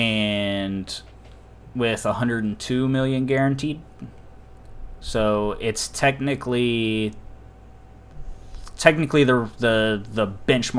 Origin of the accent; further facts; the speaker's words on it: United States; I'm American